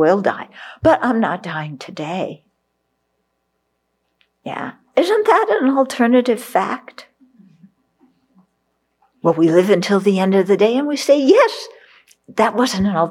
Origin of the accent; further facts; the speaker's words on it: California, United States; I grew up in California, so Beverly Hills.